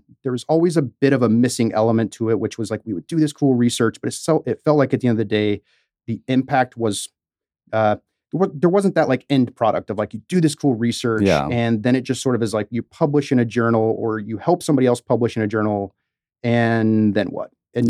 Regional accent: Stillwater, Oklahoma, United States; So I grew up in Oklahoma, Stillwater, which is sort of straddled between Oklahoma City and Tulsa.

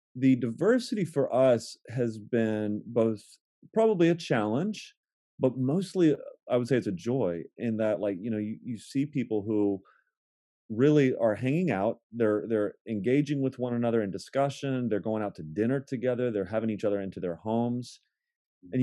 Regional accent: Akron, Ohio, United States; moved away as an adult; now in Baltimore, United States; I am born and raised in Akron, Ohio

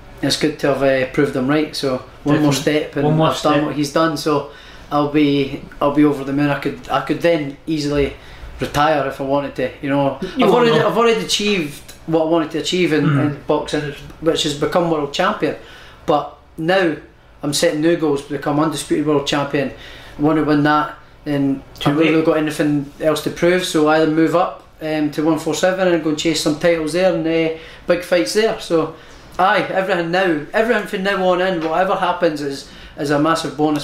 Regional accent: Prestonpans, Scotland, United Kingdom; I'm from Preston Pans.

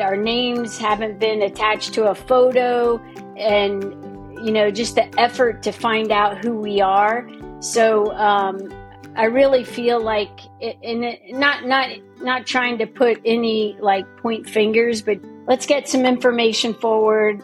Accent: Florida, United States; I grew up in Florida.

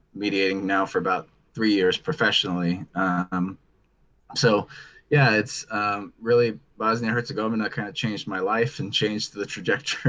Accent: Dayton, Ohio, United States; I'm from Dayton, Ohio in the US

